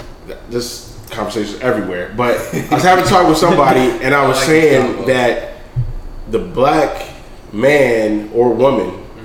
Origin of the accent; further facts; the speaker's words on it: Nigeria; I'm Nigerian. West Africa.